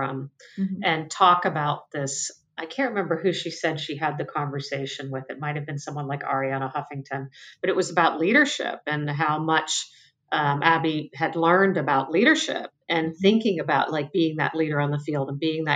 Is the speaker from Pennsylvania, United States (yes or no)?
yes; Pennsylvania, United States; I grew up in Pennsylvania